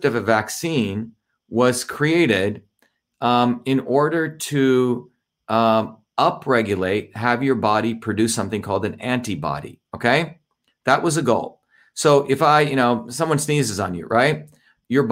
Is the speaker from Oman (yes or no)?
no; India; moved away; I grew up in India where my grandmother was a traditional healer